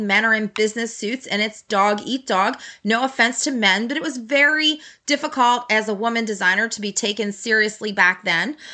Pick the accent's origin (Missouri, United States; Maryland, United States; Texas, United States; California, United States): Maryland, United States; Baltimore; I grew up in Baltimore.